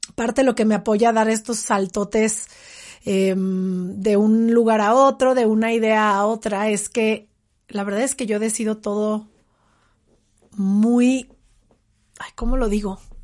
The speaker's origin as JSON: {"language": "Spanish", "country": "Mexico", "said": "en el mundo, en mi país"}